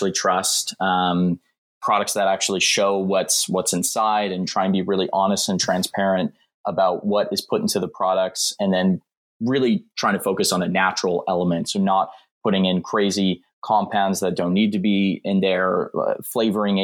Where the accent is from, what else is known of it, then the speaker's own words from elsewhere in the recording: Calgary, Alberta, Canada; now in Vancouver, Canada; I was born and raised in Calgary, so kind of up in the mountains